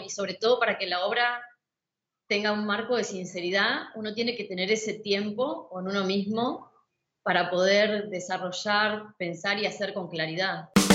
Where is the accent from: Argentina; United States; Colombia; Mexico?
Argentina; Zárate, Buenos Aires Province; moved away as an adult; now in Buenos Aires, Argentina; yo nací a 90 kilómetros de la ciudad de Buenos Aires, en una ciudad que se llama Zárate